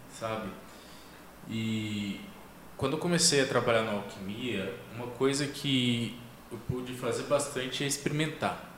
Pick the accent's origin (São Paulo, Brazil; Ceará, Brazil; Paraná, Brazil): São Paulo, Brazil; Sorocaba; moved away; eu nasci em Sorocaba, né? Eu sou paulista.